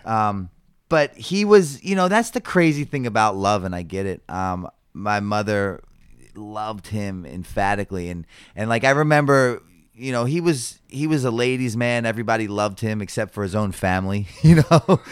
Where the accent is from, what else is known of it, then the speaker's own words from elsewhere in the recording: Baltimore, Maryland, United States; born and raised in Baltimore City